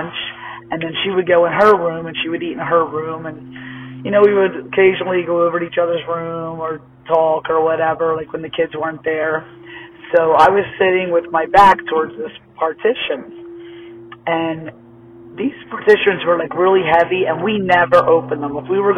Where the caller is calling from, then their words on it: Pennsylvania, United States; I'm calling from Smith Meeting, PA